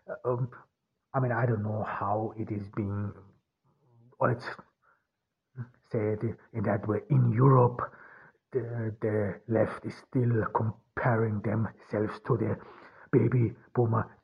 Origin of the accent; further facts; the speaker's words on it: Ordu, Turkey; I am here in Turkey. I am from Ordu. I'm here in Ordu